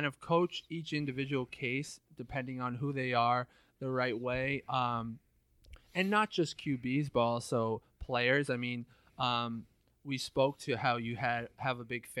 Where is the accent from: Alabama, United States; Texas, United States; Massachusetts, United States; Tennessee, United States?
Massachusetts, United States; Northbridge; born or raised there